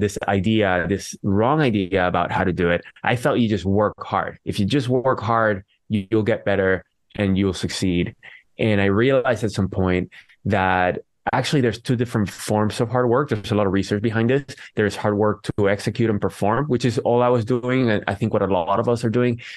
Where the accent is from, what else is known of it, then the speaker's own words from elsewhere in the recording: Venezuela; now in San Jose, United States; I am from Venezuela. I live in San Jose, California.